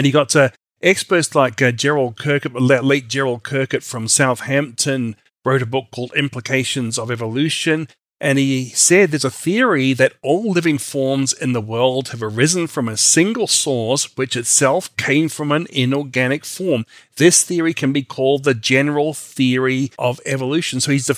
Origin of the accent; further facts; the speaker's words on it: Australia; also born or lived in New Zealand; now in United States; although I'm originally from Australia and New Zealand.